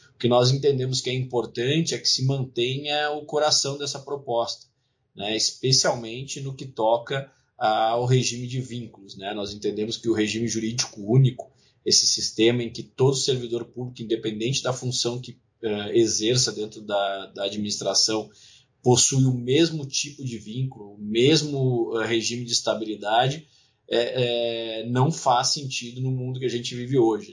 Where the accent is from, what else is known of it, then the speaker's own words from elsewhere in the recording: Rio Grande do Sul, Brazil; meu estado natal, Rio Grande do Sul.